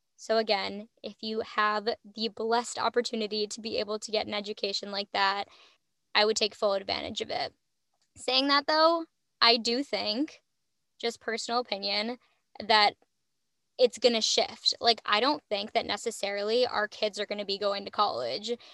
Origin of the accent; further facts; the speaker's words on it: Midwest, United States; I'm from the Midwest